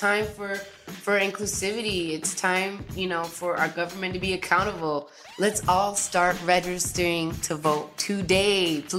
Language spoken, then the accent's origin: English; New York, United States; now in Los Angeles, United States; Recently, I did have to do a mail-in because I moved from New York to LA.